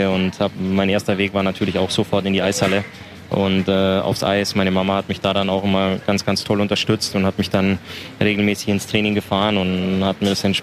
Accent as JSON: {"language": "German", "town": "Waldkraiburg", "region": "Bavaria", "country": "Germany", "tie": "born or raised there", "also_born_or_lived": "Altötting", "said": "Altötting ist ja tatsächlich auch nur mein Geburtsort. Also ich ähm, bin in Waldkraiburg aufgewachsen"}